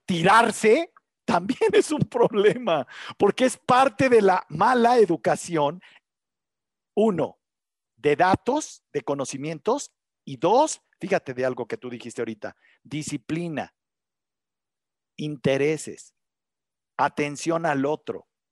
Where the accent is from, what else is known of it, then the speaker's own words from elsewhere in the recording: Mexico; aquí en México